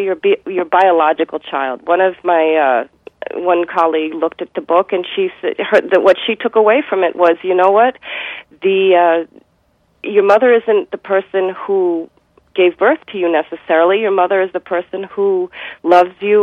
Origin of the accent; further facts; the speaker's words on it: United States; I am Jewish American